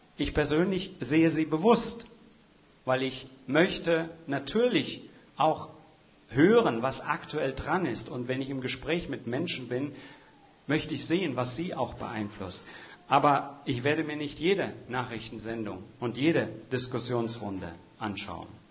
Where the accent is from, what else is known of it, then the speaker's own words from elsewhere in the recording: Hesse, Germany; now in Schwerin, Germany; gebürtiger Hesse, wie ich selber